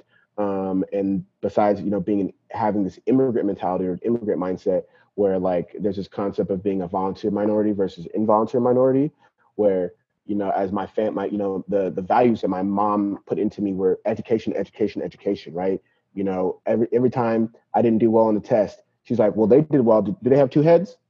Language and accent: English; San Bernardino, California, United States; also born or lived in Nigeria / Queens, New York / Bay Area; my mom brought me and my brother to California, to San Bernardino, because there was a Nigerian community out here, and then I grew up in San Bernardino